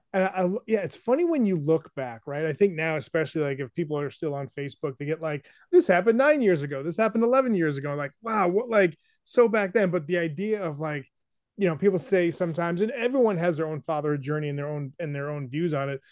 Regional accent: New Hampshire, United States; moved away; I grew up in New Hampshire

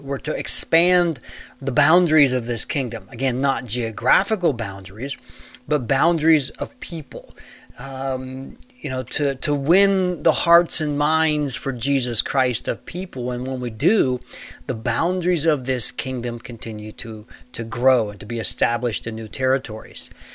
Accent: United States; Now, I live in the United States and I was born in the United States, so that's make me a citizen of the United States of America

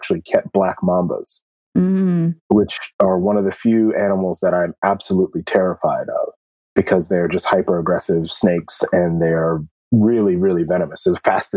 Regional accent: Columbia, Maryland, United States; I grew up in Columbia, Maryland, which is a planned community.

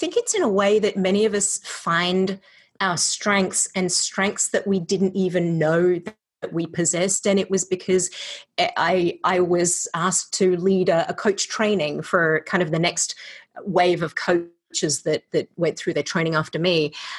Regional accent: Australia; also born or lived in California; now in Iowa, United States; I am an Australian living in Iowa via California. So if you're wondering about the accent, it's Australifony Iowan.

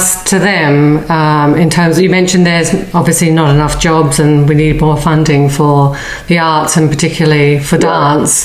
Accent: Australia; being Australian

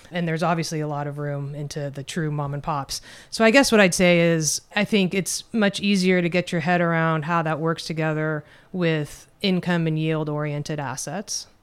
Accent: Los Angeles, California, United States; now in Northern California, United States; I grew up in the suburbs of L A.

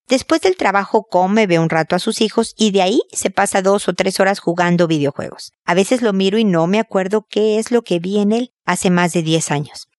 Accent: Mexico; moved away as an adult; also born or lived in United States; now in Chile; yo soy mexicana, vivo en Chile, antes viví también en Estados Unidos

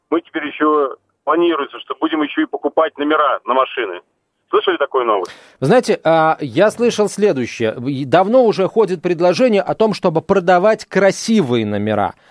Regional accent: Odesa, Odesa Oblast, Ukraine; Я одессит, и сегодня услышал новость, что правый сектор собирается снести памятник детей Екатерины, который стоит в Одессе уже ну, очень давно

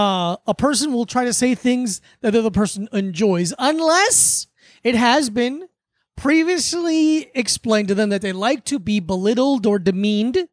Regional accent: South Florida, United States; Growing up in South Florida, this was what my childhood

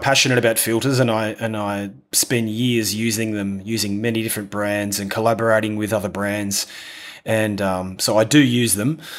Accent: Australia; accent: rough accent; moved away as an adult; also born or lived in London, United Kingdom; now in Italy; was from a little country town in, in Australia

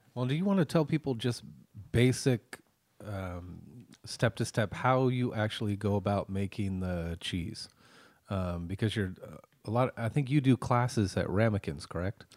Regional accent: Petaluma, California, United States; I grew up here in Petaluma

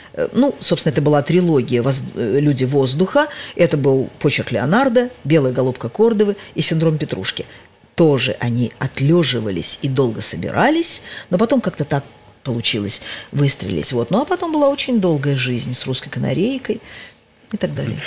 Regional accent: Tashkent, Uzbekistan; moved away as an adult; это только город моего детства, юности, молодости, первого неудачного брака

